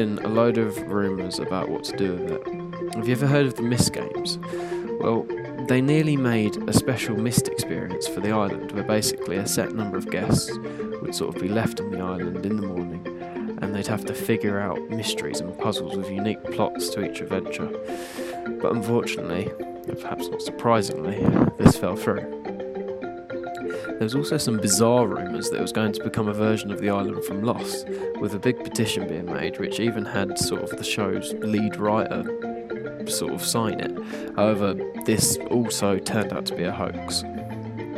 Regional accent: England, United Kingdom; I'm English, British

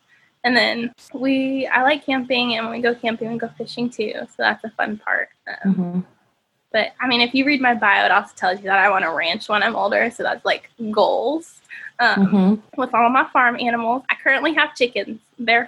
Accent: Tennessee, United States; also born or lived in Indiana; now in California, United States; Cause like I grew up in Tennessee and then Indiana. And so when I moved to California, a little bit of a culture shock because I was like, a lot of people here speak differently.

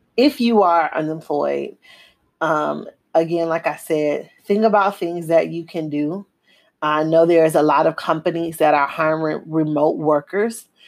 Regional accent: Miami, Florida, United States; now in Houston, United States; I'm from Dade County. I'm from the bottom. I'm from the three oh five

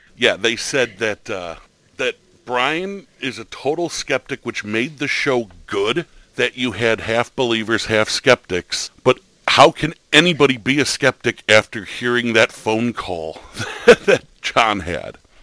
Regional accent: Buffalo, New York, United States; I'm from Buffalo

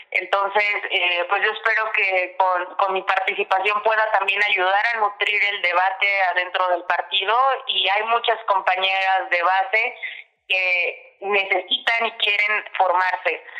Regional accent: Puebla, Mexico; como buena poblana

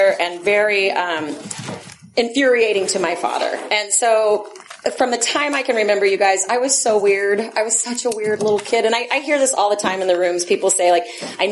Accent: Texas, United States; now in Oakland, United States; I'm from Texas, which is a reason enough to be a drunk and a drug addict. It's a horrible place to grow up.

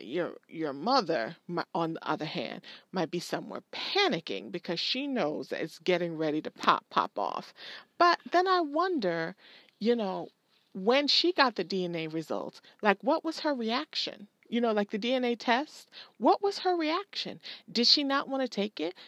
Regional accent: Jamaica; I'm Jamaican.

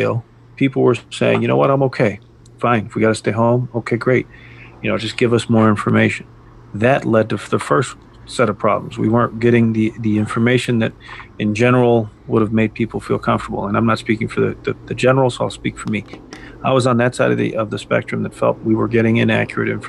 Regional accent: United States; as Americans

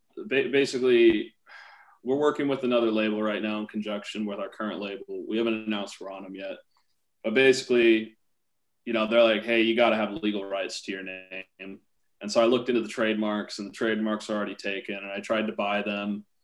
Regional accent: Portland, Oregon, United States; Portland, Oregon.

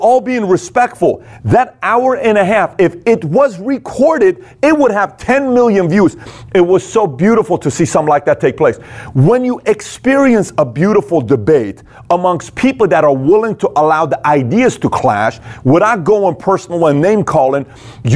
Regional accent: Iran; moved away; I was born and raised in Iran

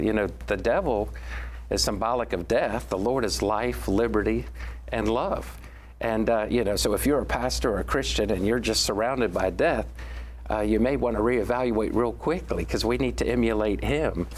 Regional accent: Washington, District of Columbia, United States; we are now sixth generation Washingtonians born on Capitol Hill. I was born on Capitol Hill

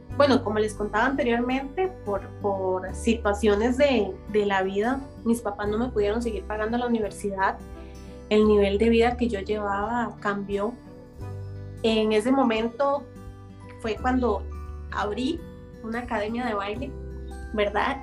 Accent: San Isidro de Heredia, Heredia, Costa Rica; Soy, eh, para los que conocen Costa Rica, eh, de la provincia de Heredia, específicamente en San Isidro de Heredia.

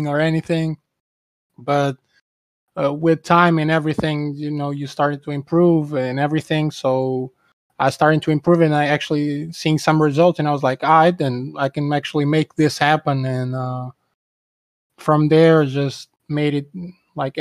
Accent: Portugal; I'm from Portugal.

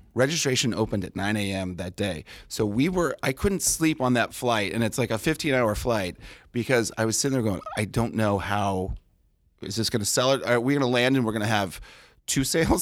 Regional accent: Del Mar, California, United States; I grew up in Del Mar right next to the racetrack

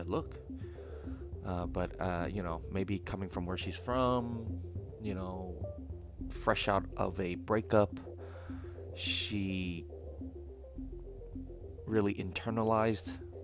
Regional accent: United States; being American

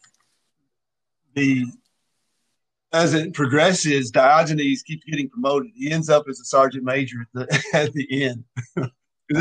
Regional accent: Kentucky, United States; growing up in Kentucky with Walter Cronkite on the news

